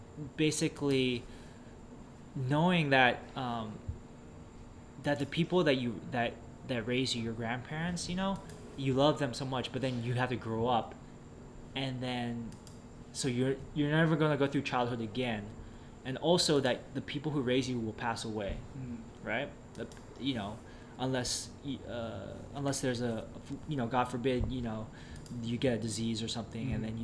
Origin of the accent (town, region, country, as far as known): Bay Area, California, United States; born or raised there